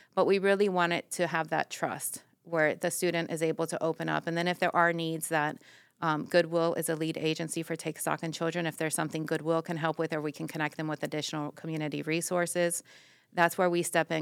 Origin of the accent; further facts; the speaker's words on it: Miami, Florida, United States; moved away as an adult; also born or lived in Everglades; now in Putnam, United States; I'm originally from Miami